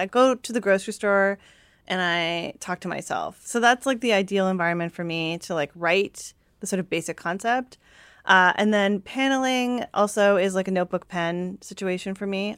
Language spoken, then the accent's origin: English; Canada; I'm Japanese Canadian